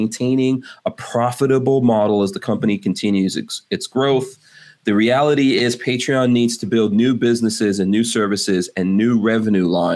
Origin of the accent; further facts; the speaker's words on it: New York City, New York, United States; growing up in Far Rockaway